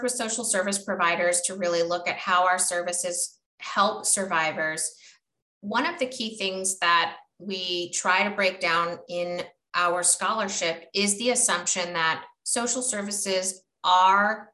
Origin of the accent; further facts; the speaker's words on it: Florida, United States; moved away as an adult; also born or lived in Oregon; I was born and raised in Florida